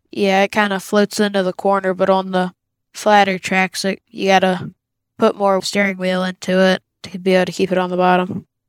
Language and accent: English; Green Bay, Virginia, United States; I'm from Green Bay, Virginia